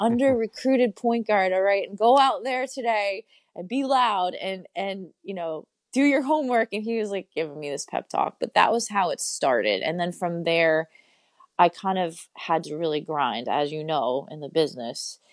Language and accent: English; Poughkeepsie, New York, United States; I grew up in Poughkeepsie, New York, um, which is about two hours north of New York City